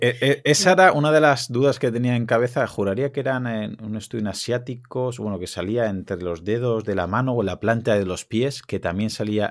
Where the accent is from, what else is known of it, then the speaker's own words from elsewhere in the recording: Alicante, Valencian Community, Spain; yo soy de Alicante